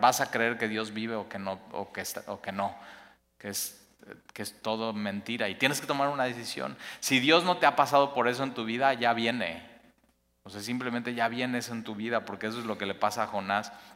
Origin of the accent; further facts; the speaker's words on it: Mexico; como mexicanos